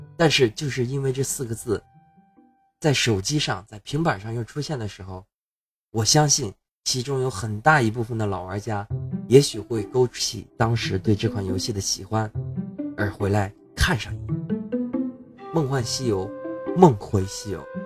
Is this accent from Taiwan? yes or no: no; China; 我们中国人